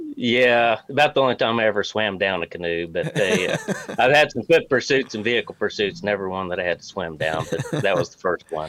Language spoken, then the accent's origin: English; Arkansas, United States; moved away as an adult; also born or lived in Springfield, Missouri; now in Missouri, United States; I'm actually originally from Arkansas